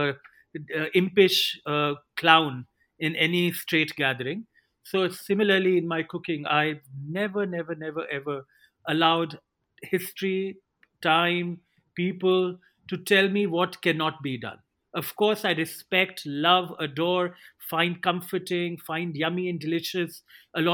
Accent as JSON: {"language": "English", "country": "India", "tie": "born or raised there", "said": "I saw growing up in India"}